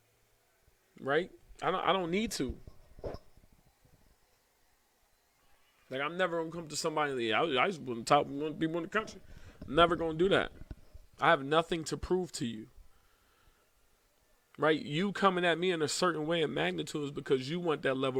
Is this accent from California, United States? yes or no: no; Philadelphia, Pennsylvania, United States; I'm from Philly